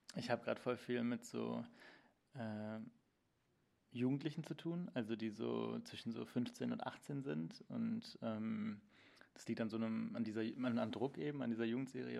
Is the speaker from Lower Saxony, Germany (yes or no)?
no; Cologne, North Rhine-Westphalia, Germany; moved away as an adult; also born or lived in Hildesheim; now in Berlin, Germany; in Köln, wo ich aufgewachsen bin